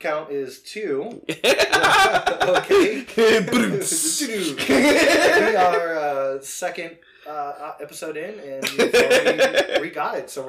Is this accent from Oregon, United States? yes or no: no; Chicago, Illinois, United States; now in Indianapolis, United States; growing up in Illinois.